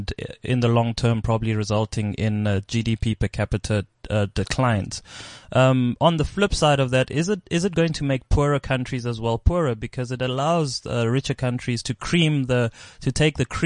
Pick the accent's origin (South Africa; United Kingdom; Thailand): South Africa; And I'm just South African.